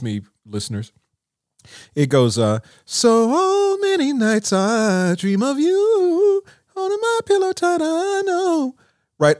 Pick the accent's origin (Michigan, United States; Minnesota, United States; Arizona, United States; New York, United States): Minnesota, United States; Minneapolis; growing up in Minneapolis